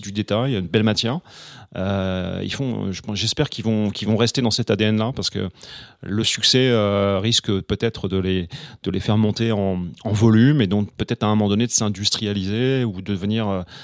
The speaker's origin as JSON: {"language": "French", "region": "Normandy", "country": "France", "said": "j'avais un ami, que j'ai toujours d'ailleurs, à, Rouen, puisque je suis normand"}